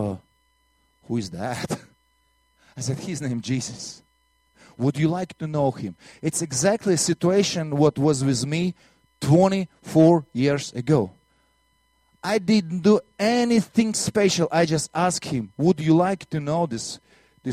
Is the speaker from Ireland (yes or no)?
no; Latvia; accent: Russian; English is a second language; moved away; also born or lived in Soviet Union; I'm from Latvia